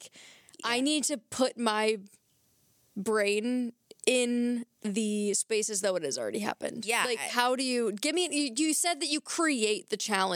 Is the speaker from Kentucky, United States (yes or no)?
yes; Kentucky, United States; I'm from Kentucky